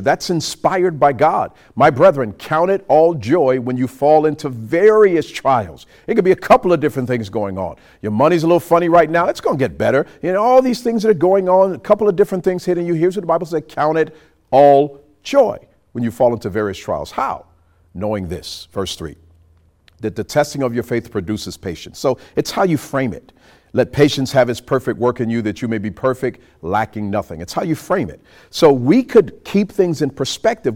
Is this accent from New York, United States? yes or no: yes; New York City, New York, United States; now in Montgomery, United States; We grew up in New York City